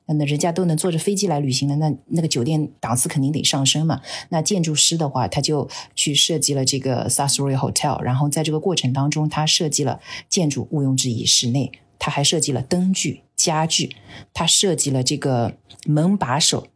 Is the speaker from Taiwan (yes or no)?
no; China; 我们中国人